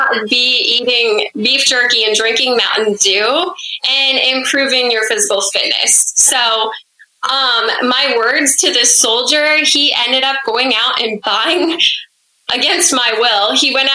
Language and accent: English; Monona, Iowa, United States; moved away as an adult; also born or lived in Germany; now in New Jersey, United States; I grew up in a very small town of like 1500 people in Monona. It's in the northeast part of Iowa